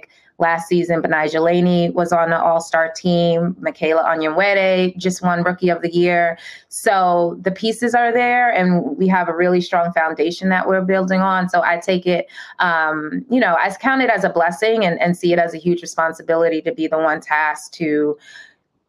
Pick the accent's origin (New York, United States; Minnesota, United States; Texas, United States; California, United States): New York, United States; as a New Yorker, I'm from New York